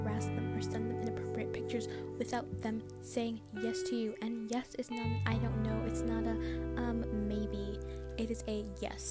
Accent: Ontario, Canada; I'm from Canada, I'm from Ontario

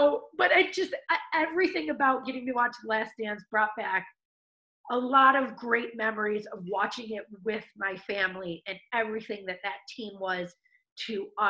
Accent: Melrose Park, Illinois, United States; I grew up in Melrose Park, just west of the city.

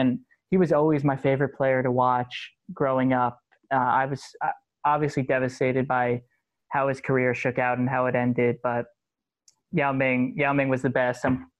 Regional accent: New York, United States; I'm from New York. I have absolutely no ties to Houston at all.

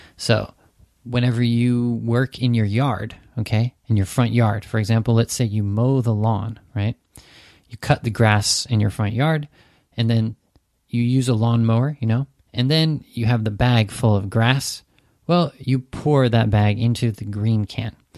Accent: Santa Cruz, California, United States; moved away as an adult; now in Japan; my hometown, Santa Cruz

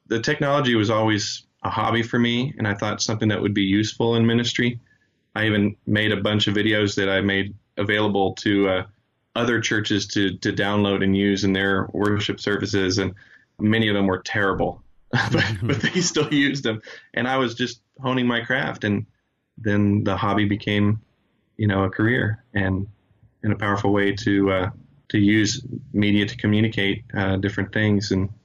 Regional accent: Chile; moved away; I've even been able to go back to my home country of Chile and teach some After Effects beginner stuff.

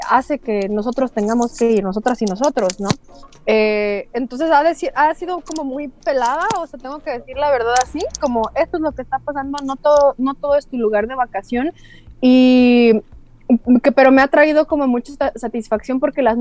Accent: Mexico; moved away; amo ser mexicana y me encantaría quedarme en México, pero no pude quedarme en Méxic

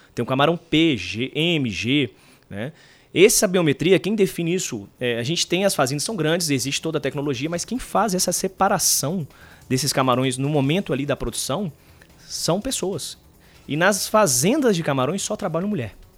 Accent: Recife, Pernambuco, Brazil; a gente é de Recife, né? Nascemos, nascemos em Recife.

